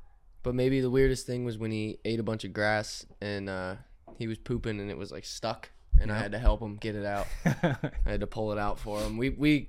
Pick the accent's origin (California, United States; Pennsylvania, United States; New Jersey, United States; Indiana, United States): Pennsylvania, United States; Pittsburgh; moved away as an adult; now in Arizona, United States; I moved to Arizona October 2019, and I'm from Pittsburgh, Pennsylvania.